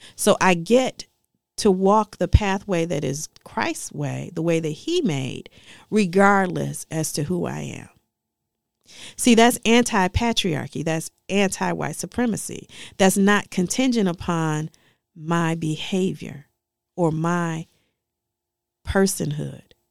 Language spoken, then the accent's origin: English; Detroit, Michigan, United States; I grew up in Dege-, Detroit